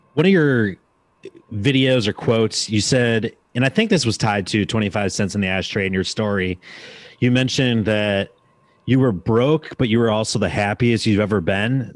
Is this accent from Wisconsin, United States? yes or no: yes; Wisconsin, United States; now in Nashville, United States; being from Wisconsin, like, when I moved to Nashville